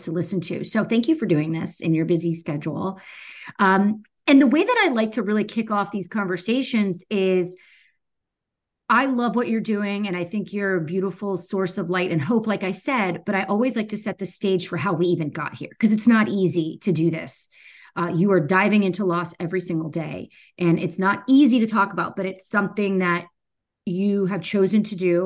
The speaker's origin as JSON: {"language": "English", "region": "Florida", "country": "United States", "moved": "yes", "lives_now": "Atlanta, United States", "said": "I'm from Florida."}